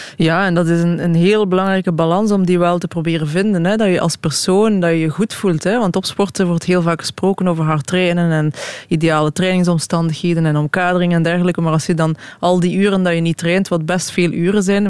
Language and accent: Dutch; Belgium; als Belg